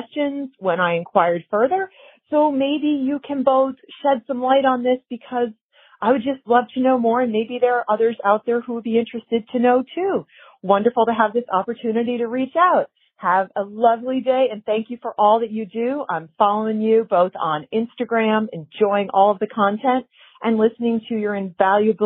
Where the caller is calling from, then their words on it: Massachusetts, United States; I'm calling from Massachusetts